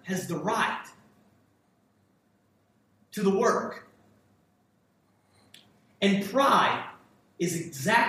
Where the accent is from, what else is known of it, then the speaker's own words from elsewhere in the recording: United States; I was born in the United States of America